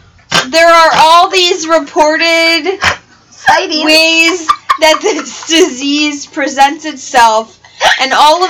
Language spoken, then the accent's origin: English; Wisconsin, United States; We are from Wisconsin.